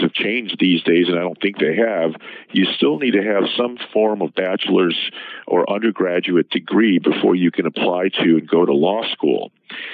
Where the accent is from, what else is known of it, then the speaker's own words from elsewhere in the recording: Cleveland, Ohio, United States; moved away as an adult; also born or lived in Columbus, Ohio / Chicago, Illinois; I'm originally from Ohio, specifically from the Cleveland area